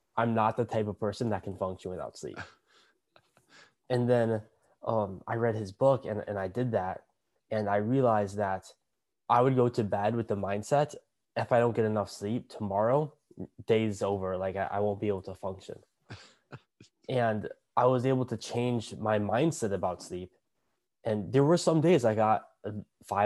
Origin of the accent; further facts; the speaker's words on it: Minnesota, United States; moved away as an adult; now in California, United States; But I grew up in Minnesota. And besides the past year, I've lived in Minnesota my entire life